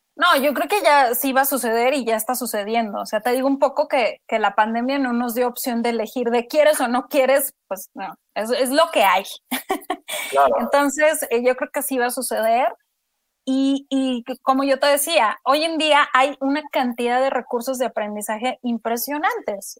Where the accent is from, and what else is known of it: Mexico